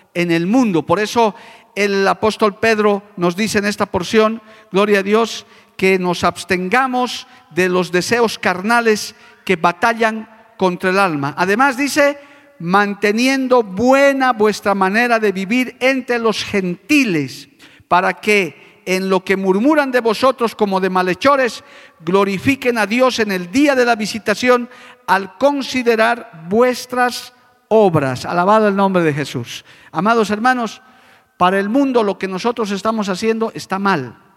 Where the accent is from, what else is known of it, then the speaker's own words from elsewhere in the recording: La Paz, Bolivia; moved away as an adult; now in Cochabamba, Bolivia; mi ciudad natal, a La Paz